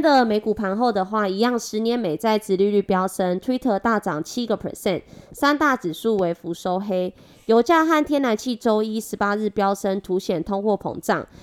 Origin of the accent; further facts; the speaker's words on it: Taiwan; accent: Taiwanese Mandarin; 我是台湾国语界最正的俏妞